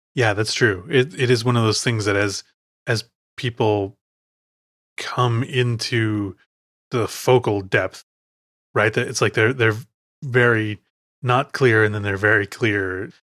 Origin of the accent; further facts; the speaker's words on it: Chicago, Illinois, United States; moved away; I am from Chicago